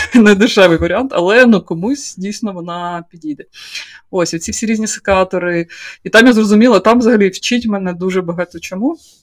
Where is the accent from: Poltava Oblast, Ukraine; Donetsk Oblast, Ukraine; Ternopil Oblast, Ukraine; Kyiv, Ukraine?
Poltava Oblast, Ukraine; moved away; я з Полтавської області, я не знаю, чогось я вирісла в приватному будинку